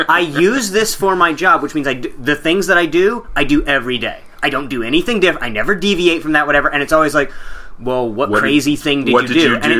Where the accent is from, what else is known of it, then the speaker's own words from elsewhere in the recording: the South, United States; accent: southern; My southern accent definitely gets thicker when I get more frustrated.